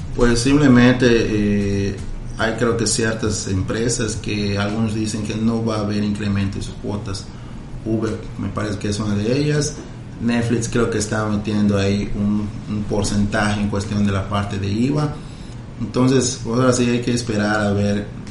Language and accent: Spanish; Mexico; Como buenos mexicanos